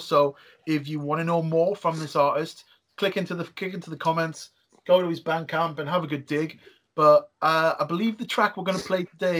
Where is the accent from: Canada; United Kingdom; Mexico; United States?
United Kingdom; Geordie, North East England; We're responsible for more than people let on, the Geordies.